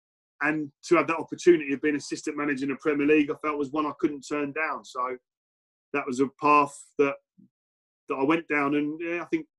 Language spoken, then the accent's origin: English; England, United Kingdom; born there; I wasn't born and bred in Wales, but all my family are from Cardiff. So literally every other person in my family as well. So I was the only one born in England.